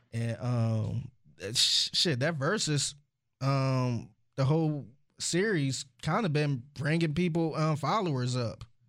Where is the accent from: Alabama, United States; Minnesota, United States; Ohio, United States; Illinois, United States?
Ohio, United States; Cleveland; I'm from Cleveland. I'm a … fan